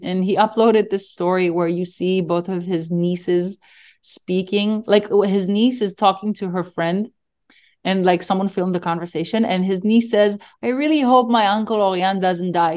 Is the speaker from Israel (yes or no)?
yes; Israel; I told them I'm from Israel.